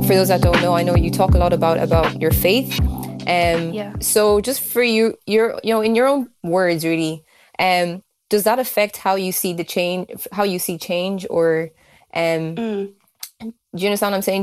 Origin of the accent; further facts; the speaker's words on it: Kildare, Leinster, Ireland; I grew up in Kildare as well